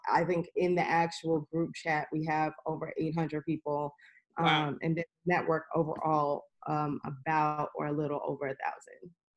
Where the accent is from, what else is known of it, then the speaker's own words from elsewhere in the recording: New York City, New York, United States; also born or lived in Harlem, New York; I am from New York, born and raised in Queens